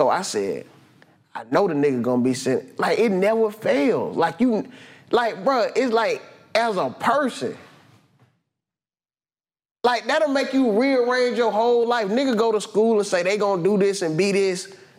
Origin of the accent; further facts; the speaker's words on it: Atlanta, Georgia, United States; growing up in Atlanta